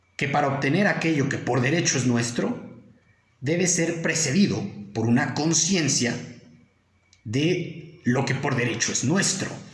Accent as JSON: {"language": "Spanish", "country": "Mexico", "said": "nosotros como mexicanos"}